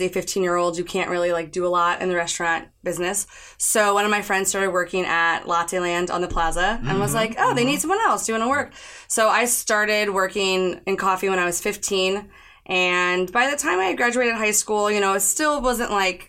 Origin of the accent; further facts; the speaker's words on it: Kansas City, Missouri, United States; born and raised in Kansas City, Missouri